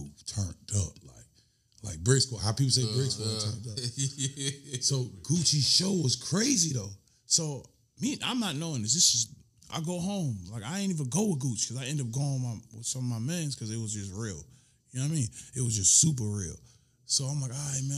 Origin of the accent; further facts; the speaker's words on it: Clayton County, Georgia, United States; I'm from Clayton County